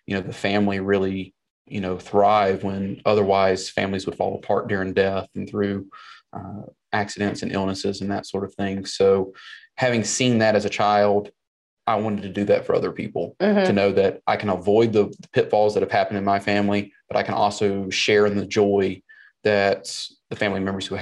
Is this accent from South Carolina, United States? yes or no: yes; South Carolina, United States; accent: Southern twang; now in Nashville, United States; I was born and raised in South Carolina